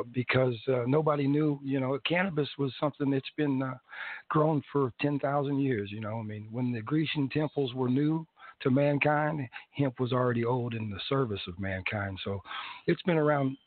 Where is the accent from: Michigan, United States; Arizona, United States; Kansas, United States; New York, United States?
Kansas, United States; Independence; moved away as an adult; now in Tulsa, United States; I'm from Independence, Kansas.